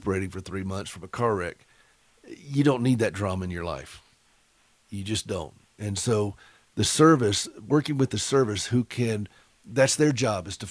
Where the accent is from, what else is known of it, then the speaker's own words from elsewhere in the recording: Anderson, South Carolina, United States; moved away; I was born and raised in Anderson